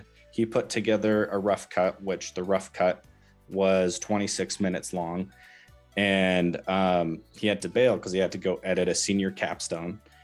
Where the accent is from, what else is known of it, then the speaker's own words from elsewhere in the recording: Southwest Washington, United States; moved away as an adult; also born or lived in Southern Utah; I grew up in Southwest Washington and then in 2019 moved to Southern Utah